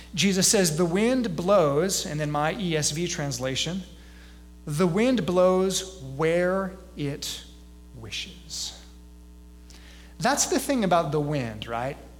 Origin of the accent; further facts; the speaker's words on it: Gulf Coast, South Texas, United States; now in eastern central Illinois, United States; I'm from South Texas and I grew up on the Gulf Coast